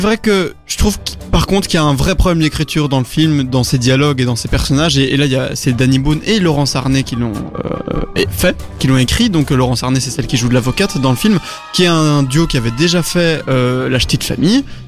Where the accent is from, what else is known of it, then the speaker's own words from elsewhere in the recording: Belgium; on est des Belges moyens